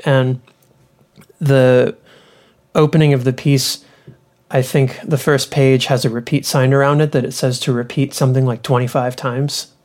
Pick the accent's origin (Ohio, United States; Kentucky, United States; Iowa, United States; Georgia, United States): Kentucky, United States; Louisville; also born or lived in Austin, Texas; now in Ithaca, United States; I grew up in Louisville, Kentucky